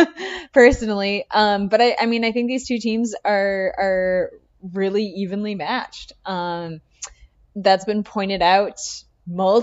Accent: United States; we grew up on the Minnesota-Wisconsin border

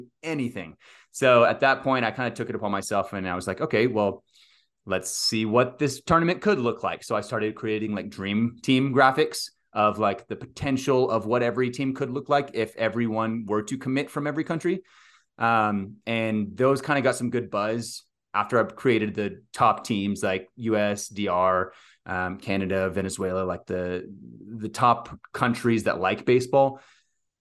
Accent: Texas, United States; growing up in Texas in high school baseball

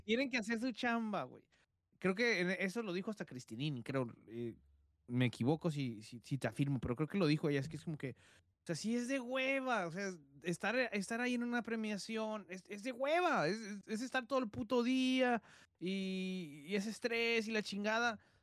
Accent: Guadalajara, Jalisco, Mexico; moved away; also born or lived in Tijuana; soy de Guadalajara, pero viví en Tijuana

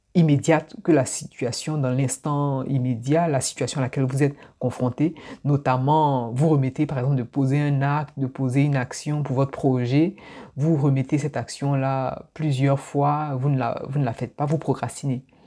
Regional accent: Abidjan, Côte d’Ivoire; moved away; je suis né à Abidjan, j'ai grandi à Abidjan, je suis d'origine ivoirienne.

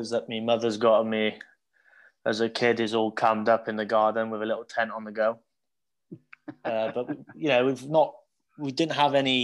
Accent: Hereford, West Midlands, United Kingdom; I grew up, born and bred in Hereford. I went to school in Hereford

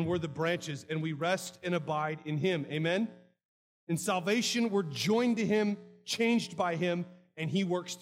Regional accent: United States; I'm an American

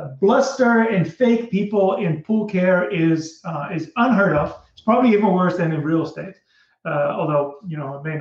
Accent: Netherlands; moved away; So I'm from Holland originally

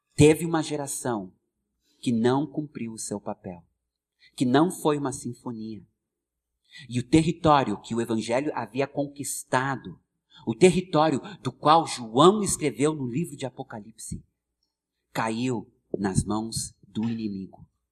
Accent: United States; born or raised there; Portuguese is a second language; moved away as an adult; now in Brazil

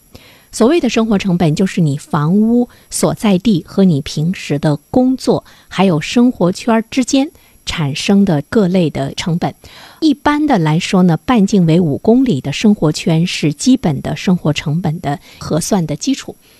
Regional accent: Dalian, Liaoning, China; 对于我们大连人来说，我们的心理焦虑的程度，在全国来说是不是排在前列？

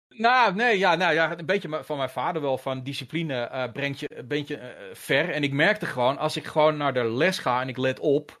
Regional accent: Haarlem, North Holland, Netherlands; also born or lived in Hengelo; now in Heiloo, Netherlands; ik noem mezelf een Haarlemmer. Mm Alhoewel ik nu sinds kort in Heilo woon, maar ik ben een Haarlemmer. Ik heb daar 35 jaar van mijn leven doorgebracht. En eigenlijk vanaf mijn lagere school, derde klas lagere school

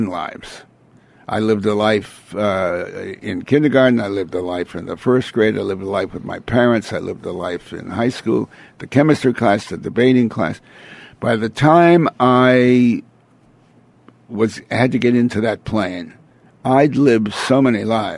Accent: United States; I'm an American

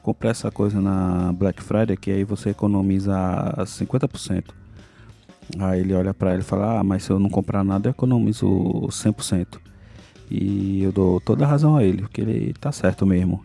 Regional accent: Brazil; como bom brasileiro

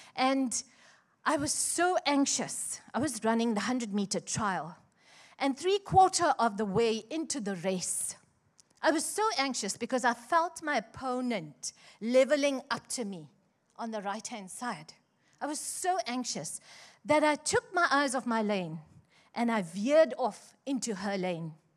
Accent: Chatsworth, KwaZulu-Natal, South Africa; I grew up in Chatsworth

